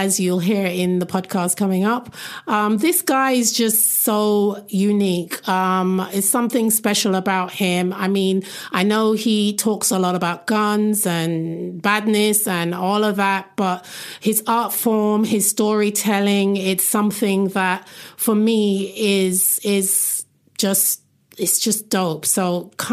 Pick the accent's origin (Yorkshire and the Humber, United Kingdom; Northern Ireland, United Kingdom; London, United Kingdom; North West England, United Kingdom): London, United Kingdom; I'm a Londoner.